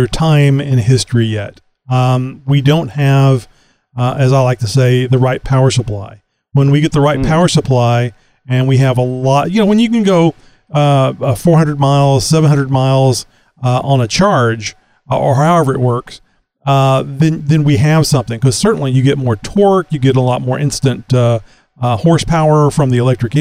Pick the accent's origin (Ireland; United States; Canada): United States; Texas; I say howdy because I'm from Texas.